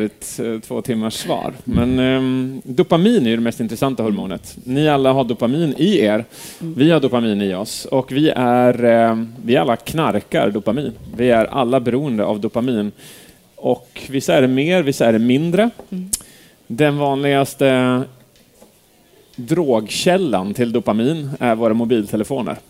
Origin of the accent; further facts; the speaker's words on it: Edsbyn, Gävleborg County, Sweden; moved away; Jag är uppvuxen här. Jag är liksom Edsbyn